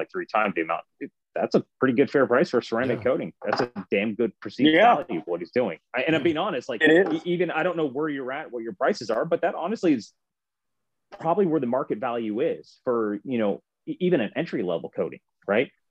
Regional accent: north of Cincinnati, near Dayton, Ohio, United States; I'm north of Cincinnati. Just say Cincinnati, Dayton, Ohio

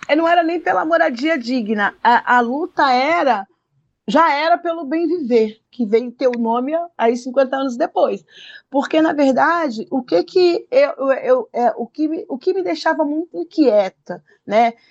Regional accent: Rio de Janeiro, Brazil; eu cresci no Morro da Coroa

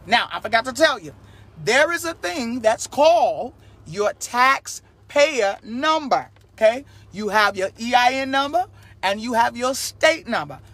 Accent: Chicago, Illinois, United States; also born or lived in Texas; now in Carolina, United States; I'm originally from Chicago, but I lived in Texas 12 years, and now I'm in Carolina.

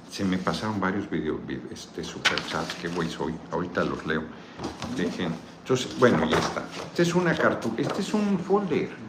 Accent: Pochutla, Oaxaca, Mexico; Gracias por visitar mi tierra Pochutla y voy a ir a Austin en septiembre.

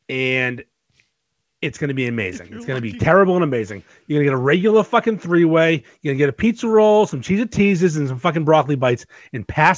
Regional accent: North Shore, Massachusetts, United States; born or raised there

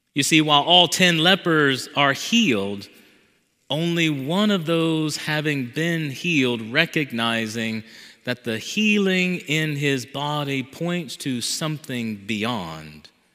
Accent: the South, United States; Growing up in the South with a Southern mother

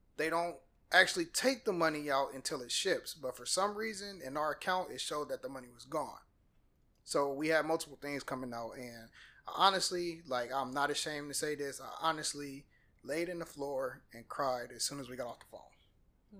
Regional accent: Peoria, Illinois, United States; moved away as an adult; now in Atlanta, United States; I was raised in Peoria, Illinois

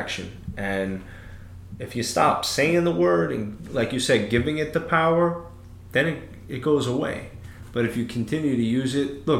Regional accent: New York City, New York, United States; I'm Italian from Brooklyn

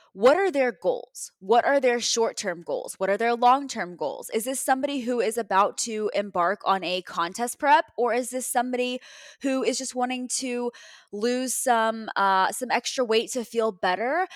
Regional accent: Texas, United States; now in Cleveland, United States; I'm from Texas originally, right? So, my, my parents are out there

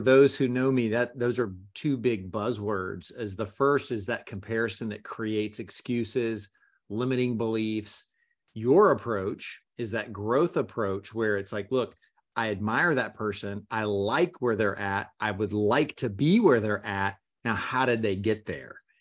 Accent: Gainesville, Florida, United States; now in Orlando, United States; I grew up in Gainesville, Florida

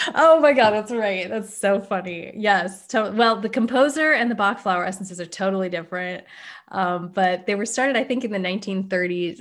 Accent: East Coast, United States; now in West Coast, United States; I grew up on the East Coast

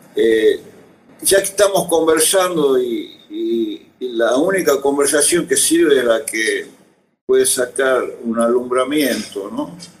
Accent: Tucumán, Argentina; recuerdo una cuna, digamos, social Tucumán que incluyó mucha música con veneración

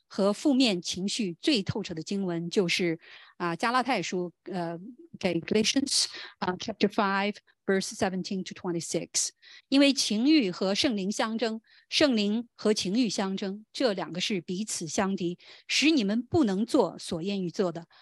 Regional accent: China; 我们中国人

